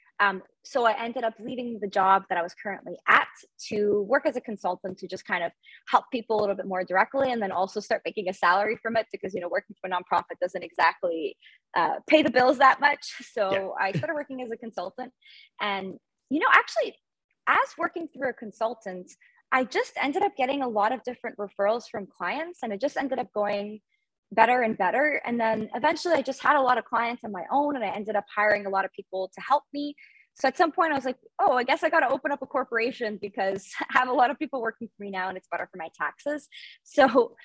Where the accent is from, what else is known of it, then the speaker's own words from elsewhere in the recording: Montreal, Quebec, Canada; I am based in Montreal, born and raised in Canada and in Montreal